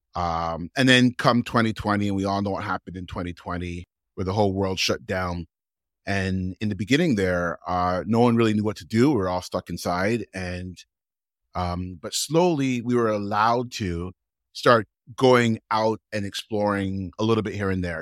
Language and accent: English; Toronto, Ontario, Canada; I'm from Toronto